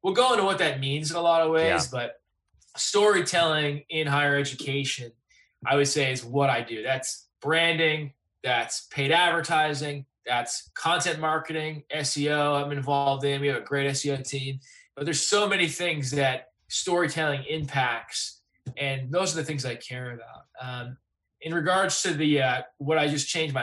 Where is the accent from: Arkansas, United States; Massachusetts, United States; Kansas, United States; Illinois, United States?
Massachusetts, United States; Clinton; moved away; also born or lived in Los Angeles; I'm from Clinton, Massachusetts, and I work now at Circa Interactive